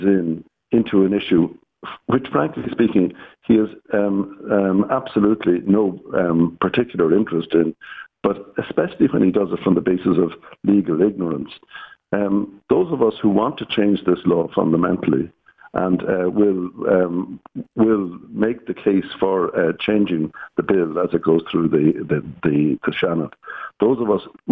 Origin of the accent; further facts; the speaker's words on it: Ireland; In Ireland, we have a somewhat different approach to freedom of speech.